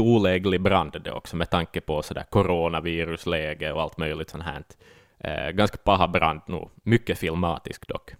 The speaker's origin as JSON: {"language": "Swedish", "region": "Ostrobothnia", "country": "Finland", "said": "som österbottning"}